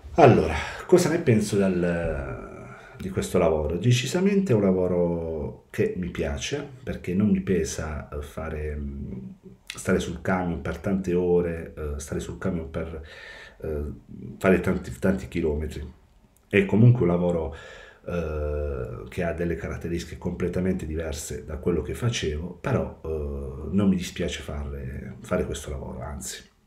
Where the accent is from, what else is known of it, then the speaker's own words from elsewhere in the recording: Molfetta, Apulia, Italy; moved away as an adult; now in Policoro, Italy; Sono originario di Molfetta, in provincia di Bari, ma sono residente a Policoro, in provincia di Matera